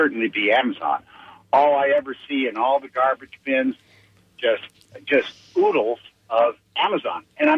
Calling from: Tampa, Florida, United States; from Tampa.

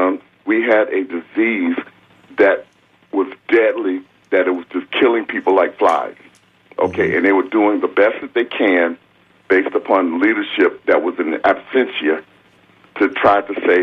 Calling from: Tampa, Florida, United States; I'm calling from Tampa.

